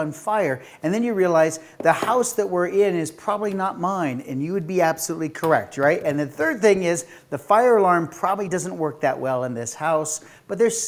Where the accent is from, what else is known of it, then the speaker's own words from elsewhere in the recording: United States; I'm an American